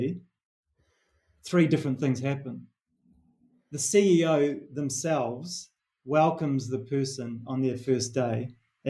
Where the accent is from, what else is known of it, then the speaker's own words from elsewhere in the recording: New Zealand; accent: Kiwi; moved away; my Kiwi accent